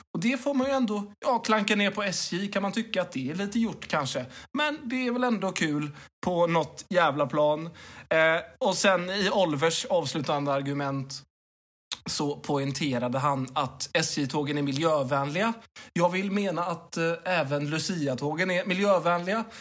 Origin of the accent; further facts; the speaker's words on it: Mölnlycke, Västra Götaland, Sweden; now in Lund, Sweden; Jag kommer ju från Mölnlycke. Jag kommer inte ifrån Lund. Jag bara råkar vara bosatt i Lund.